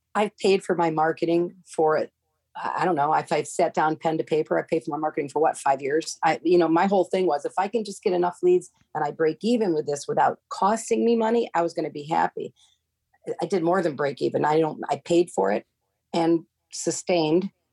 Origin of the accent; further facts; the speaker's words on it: Seneca Falls, New York, United States; now in Cape Coral, United States; where I grew up in upstate New York, my hometown, Seneca Falls